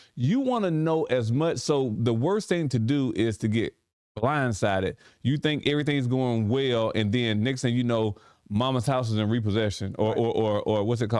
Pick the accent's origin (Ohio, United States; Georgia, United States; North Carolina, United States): Georgia, United States; Sparta; also born or lived in Millsville; And Sparta's our hometown. We love Sparta. Right. We love Sparta a lot. We were raised and born in Millsville, raised in Sparta as well.